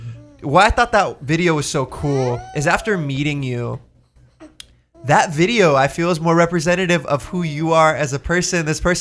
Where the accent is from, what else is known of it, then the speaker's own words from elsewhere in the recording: California, United States; I grew up in Orange County, California.